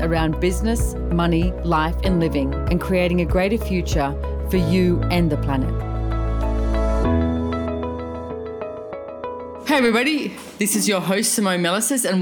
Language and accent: English; Australia; when we're all Australian, by the way, when we're in Australia